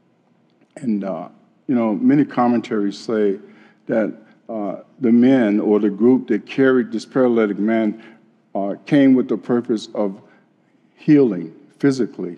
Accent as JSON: {"language": "English", "town": "Chicago", "region": "Illinois", "country": "United States", "tie": "born or raised there", "said": "when I was a kid growing up in Chicago"}